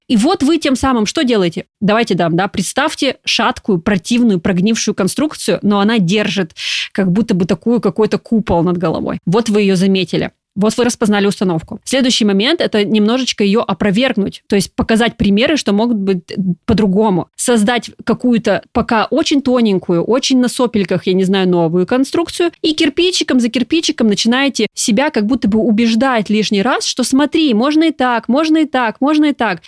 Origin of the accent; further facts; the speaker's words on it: Krasnodar, Krasnodar Krai, Russia; я, например, из Краснодара